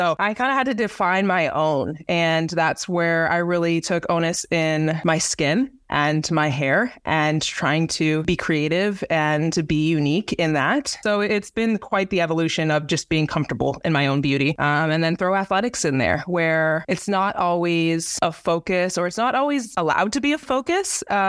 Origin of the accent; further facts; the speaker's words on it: Canada; now in Indianapolis, United States; This is where I kind of like made home base being from Canada.